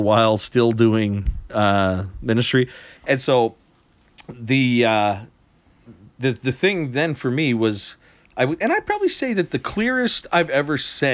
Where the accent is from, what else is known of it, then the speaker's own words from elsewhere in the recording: Western Prince Edward Island, Canada; the community I grew up in Western PEI